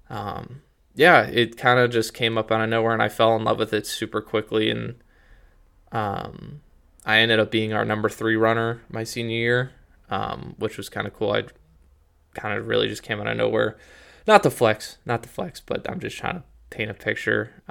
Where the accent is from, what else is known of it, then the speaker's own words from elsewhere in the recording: Canton, Ohio, United States; growing up in Canton, I was like, I don't know about all the talent down in Columbus.